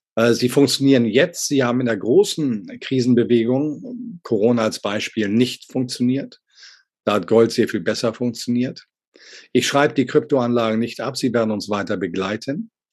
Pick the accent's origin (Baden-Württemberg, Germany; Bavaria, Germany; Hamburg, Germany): Hamburg, Germany; als Hamburger Jung